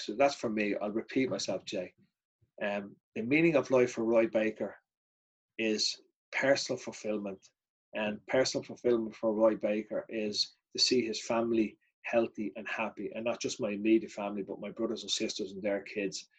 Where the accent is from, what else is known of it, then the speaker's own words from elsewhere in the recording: Ireland; I, am unique as an Irishman